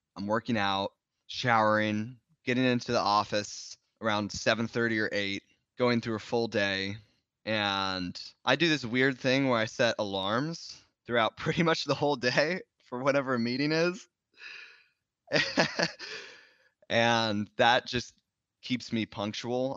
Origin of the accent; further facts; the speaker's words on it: Bay Area, California, United States; I grew up in the Bay Area and tech companies were really idolized here.